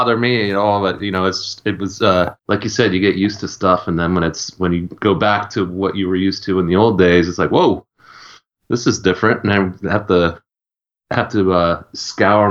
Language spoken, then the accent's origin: English; Richmond, Virginia, United States; moved away as an adult; also born or lived in Pennsylvania / Philadelphia; I'm actually from Richmond, Virginia originally.